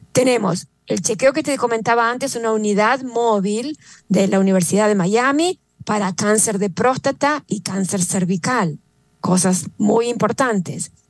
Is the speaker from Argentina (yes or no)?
yes; Argentina; now in West Palm Beach, United States; yo soy de Argentina